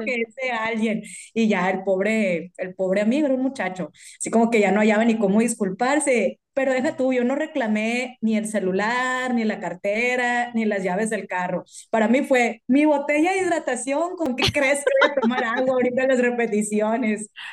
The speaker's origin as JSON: {"language": "Spanish", "country": "Mexico", "said": "nosotros como mexicanos íbamos a ir"}